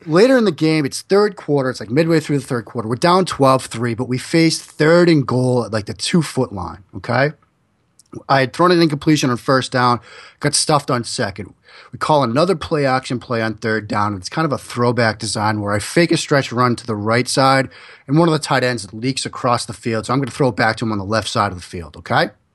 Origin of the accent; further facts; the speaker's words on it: Waltham, Massachusetts, United States; I grew up in Waltham